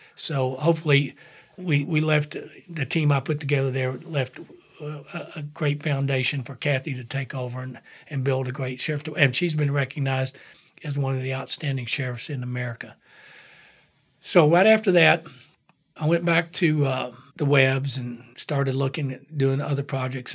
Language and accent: English; Whitesburg, Kentucky, United States; moved away as an adult; also born or lived in Atlanta / San Francisco; now in Lexington, United States; growing up in Whitesburg, Kentucky, coal town